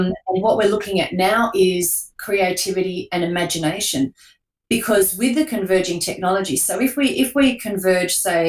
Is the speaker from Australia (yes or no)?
yes; Newcastle, New South Wales, Australia; my hometown of Newcastle, New South Wales